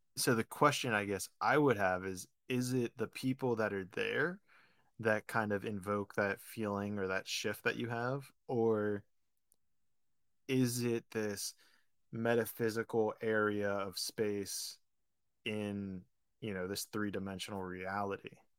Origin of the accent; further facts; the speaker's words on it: Pittsburgh, Pennsylvania, United States; moved away as an adult; also born or lived in Florida / California; I grew up in Pittsburgh, went to college in Florida.